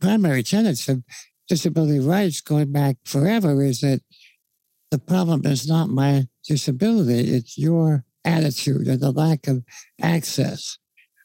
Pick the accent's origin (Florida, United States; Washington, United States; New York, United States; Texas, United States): New York, United States; now in Los Angeles, United States; I grew up in New York, so I used to talk very fast. I've been in L.A. now for many years